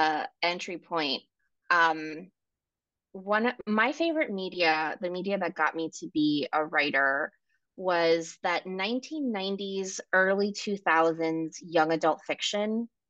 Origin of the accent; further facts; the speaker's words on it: New York City, New York, United States; also born or lived in Ecuador; I was born in Ecuador. I grew up in New York City.